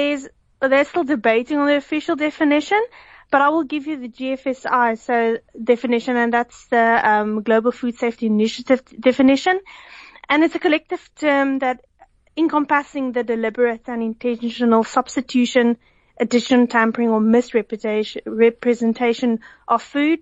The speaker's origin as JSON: {"language": "English", "town": "Villiersdorp", "region": "Western Cape", "country": "South Africa", "said": "I'm from Villiersdorp."}